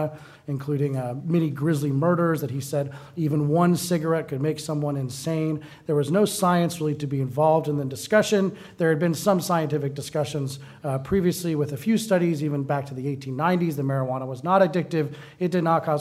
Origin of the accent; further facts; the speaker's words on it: Colorado, United States; I am from Colorado